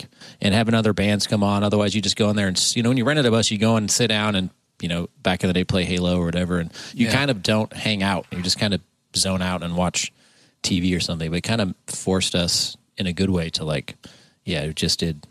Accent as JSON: {"language": "English", "town": "Seattle", "region": "Washington", "country": "United States", "said": "because I'm from Seattle"}